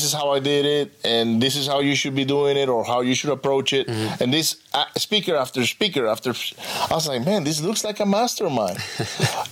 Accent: Venezuela; now in United States; I was raised in Venezuela

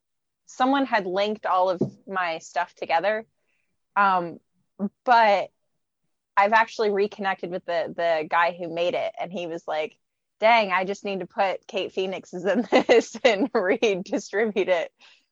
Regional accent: Philippines; But I actually grew up in the Philippines.

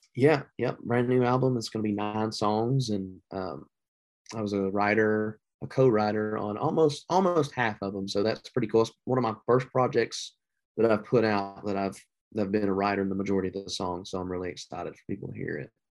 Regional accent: the South, United States; I'm from the South

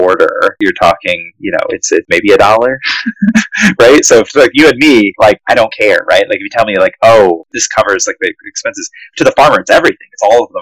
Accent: Indiana, United States; growing up in Indiana, like, it's all cornfields

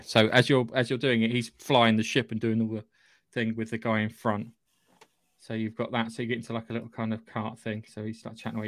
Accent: United Kingdom; I'm British

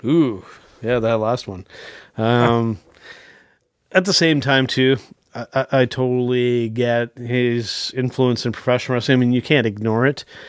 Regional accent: Canada; I'm we're Canadian

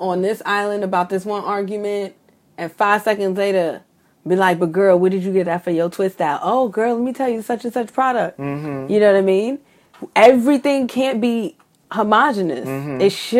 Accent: New York City, New York, United States; I grew up in Bed-Stuy.

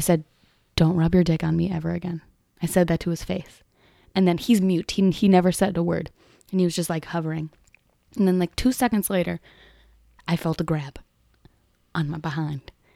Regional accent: Chicago, Illinois, United States; I'm from the Sox side

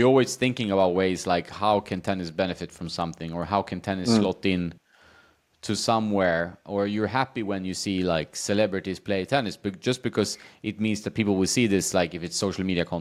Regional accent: Sweden; also born or lived in Washington, D.C.; now in Marbella, Spain; I grew up indoors because in Sweden, the weather is against you, right?

